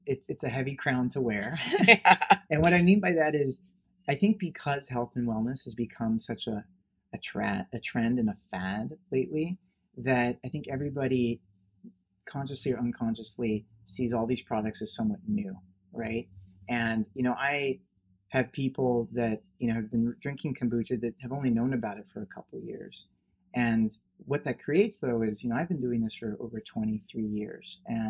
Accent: Los Angeles, California, United States; I grew up in Bel Air, Beverly Hills.

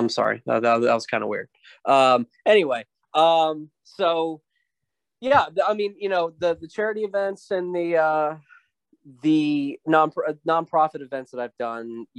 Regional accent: Midland, Texas, United States; also born or lived in Dallas, Texas; I started in my hometown in Midland, Texas, and eventually, I went to, down here to Dallas later on

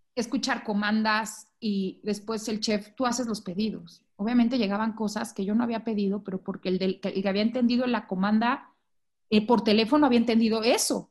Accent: Mexico; moved away as an adult; now in Guatemala; soy de México

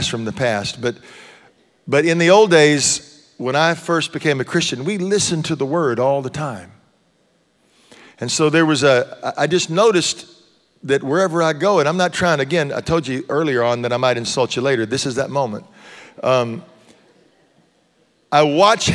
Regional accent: Texas, United States; now in Tennessee, United States; I grew up in Texas

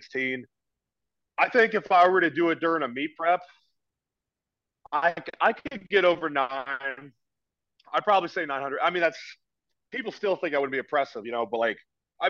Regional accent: Oregon, United States; also born or lived in California; now in East Coast, United States; I'm from Oregon.

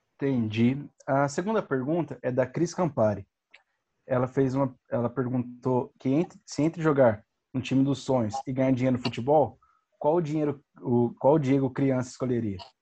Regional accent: Campinas, São Paulo, Brazil; nós somos aqui de Campinas

